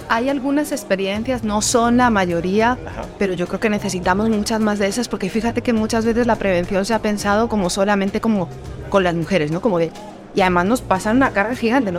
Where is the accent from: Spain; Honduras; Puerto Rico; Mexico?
Spain; moved away as an adult; now in Colombia; creciendo en una sociedad como la española